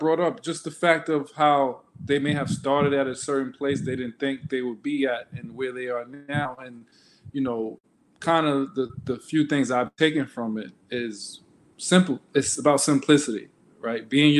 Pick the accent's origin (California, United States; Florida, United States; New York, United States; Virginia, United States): New York, United States; Queens; I'm from Jamaica, Queens, New York.